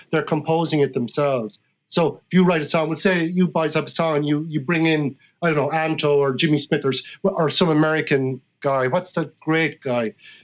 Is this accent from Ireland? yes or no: yes; Ireland; I come from Ireland and that as a human being, I was born into the tradition